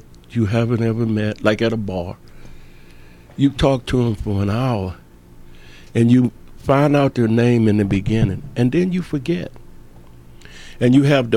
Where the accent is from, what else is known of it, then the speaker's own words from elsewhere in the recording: Mississippi, United States; I grew up in Mississippi. Small town. 12,000 people now